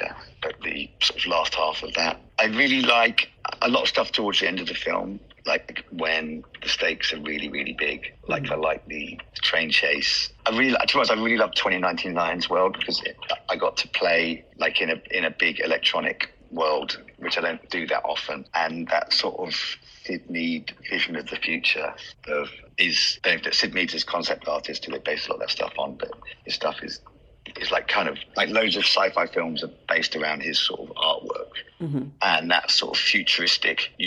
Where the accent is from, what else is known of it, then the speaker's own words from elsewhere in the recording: London, United Kingdom; being from London